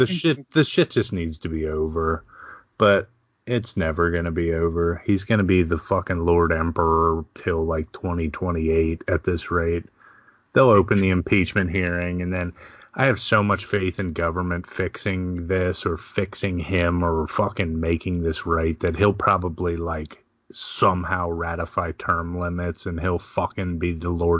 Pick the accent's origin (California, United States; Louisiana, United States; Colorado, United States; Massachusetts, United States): Massachusetts, United States; Boston; I'm from Boston.